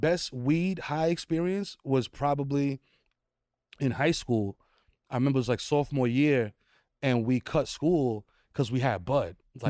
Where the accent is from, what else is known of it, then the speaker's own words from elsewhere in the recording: New York City, New York, United States; I'm a Dominican from the Bronx